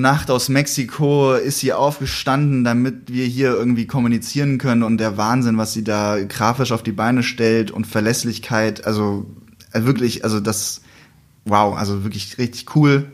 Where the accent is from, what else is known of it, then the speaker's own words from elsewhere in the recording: Wiesbaden, Hesse, Germany; Da kam ich in meiner Heimatstadt